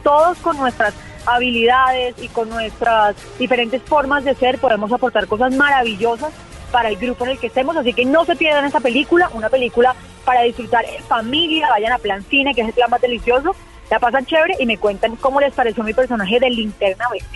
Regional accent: Colombia; soy la única colombiana

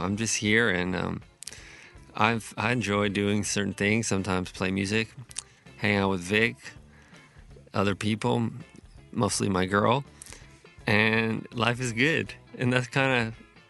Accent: Visalia, California, United States; moved away; Visalia is just a little town where I came from.

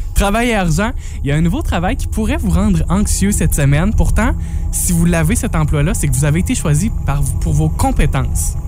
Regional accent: Amqui, Quebec, Canada; chez nous à Amqui

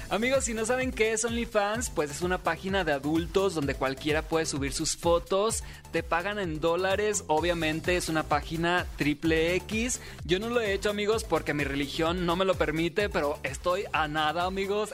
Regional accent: Sinaloa, Mexico; soy TikToker sinaloense

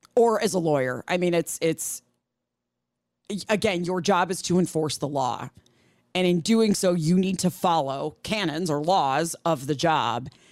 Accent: Illinois, United States; Illinois, my home state here

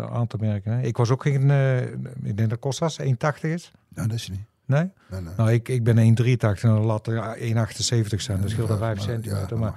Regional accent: Tilburg, North Brabant, Netherlands; Ik ben acteur. Je kan me kennen van eh, bijvoorbeeld Sluipschutters. Ik ben een Tilburger en ik ben ook nog eens een Willem II supporter.

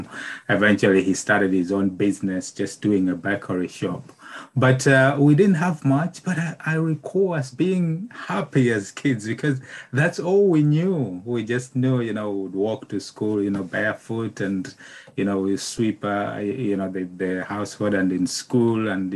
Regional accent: Malawi; moved away; I'm originally from Malawi, which is, you know, in Southern Africa. So I grew up there

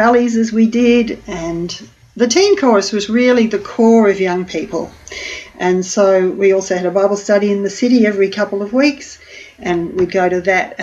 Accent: Melbourne, Victoria, Australia; I was born in Melbourne

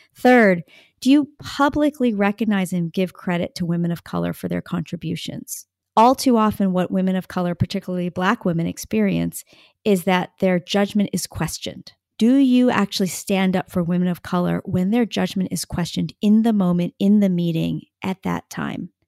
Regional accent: United States; I am Asian American

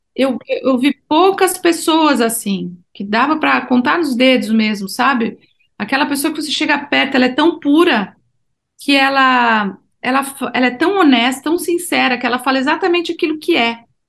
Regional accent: Brazil; eu sou do Brasil

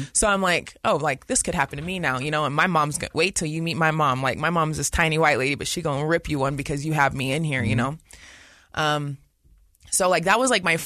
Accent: West Valley City, Utah, United States; I grew up in West Valley

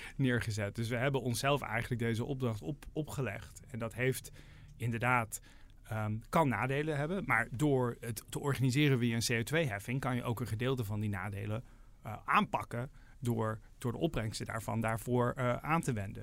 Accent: Netherlands

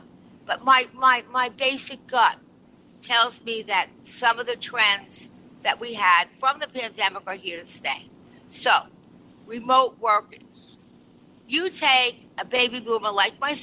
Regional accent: Long Island, New York, United States; moved away as an adult; now in New York City, United States; I was born on Long Island

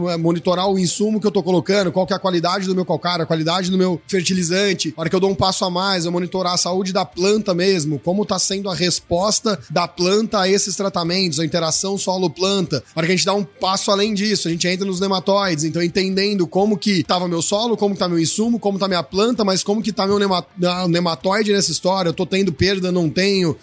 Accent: Ribeirão Preto, São Paulo, Brazil; Eu sou, então, natural de Ribeirão Preto, São Paulo

